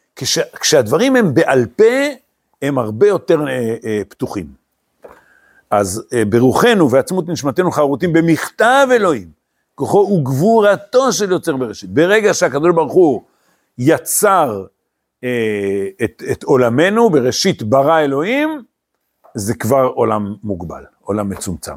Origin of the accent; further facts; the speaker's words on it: Eli, West Bank, Israel; also born or lived in Hispin; אני גדלתי בעלי, אתם יודעים, לפני עלי הגענו בחיספין